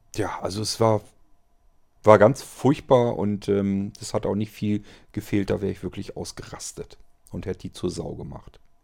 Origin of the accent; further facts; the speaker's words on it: Germany; wenn man als Deutscher rüberkam und die haben das spitz gekriegt, dass man ein Deutscher war